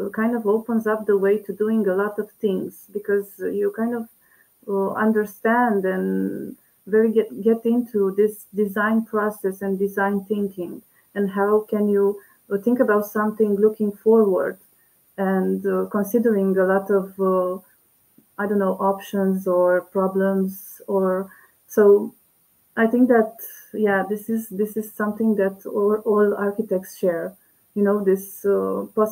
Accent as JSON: {"language": "English", "town": "Curtea de Argeș", "region": "Argeș", "country": "Romania", "tie": "born or raised there", "moved": "yes", "said": "I did it in the school where I was a student in my middle school, in Curtea de Argeș, my hometown"}